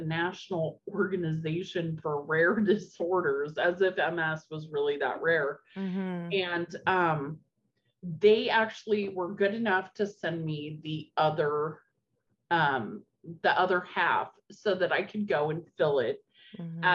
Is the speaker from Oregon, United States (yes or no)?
yes; Albany, Oregon, United States; also born or lived in Corvallis, Oregon; I grew up in Albany, Oregon.